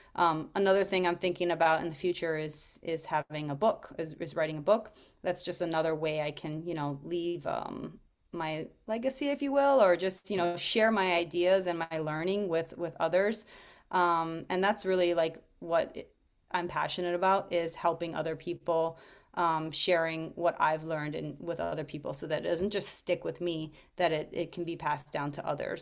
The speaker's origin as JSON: {"language": "English", "region": "Hawaii", "country": "United States", "tie": "born or raised there", "said": "I grew up in Hawaii"}